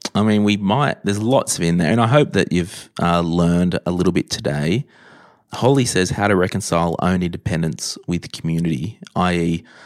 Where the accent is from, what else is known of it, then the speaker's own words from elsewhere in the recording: Berkeley Vale, New South Wales, Australia; I grew up in Berkeley Vale